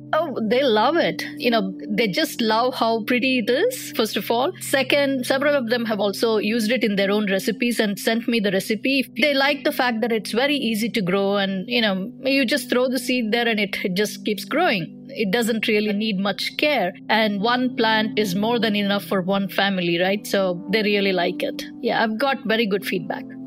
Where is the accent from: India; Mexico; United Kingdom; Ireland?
India; now in Washington, D.C., United States; I grew up in India, so my mother used to cook